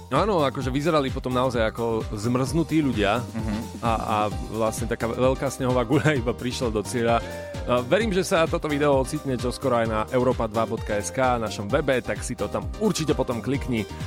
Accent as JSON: {"language": "Slovak", "region": "eastern Slovakia", "country": "Slovakia", "said": "u nás na východe sú na to ľudia hrdí"}